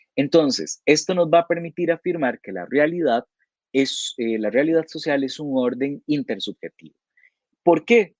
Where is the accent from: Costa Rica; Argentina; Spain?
Costa Rica; como costarricenses tenemos una serie de comportamientos que compartimos la mayoría de los habitantes del país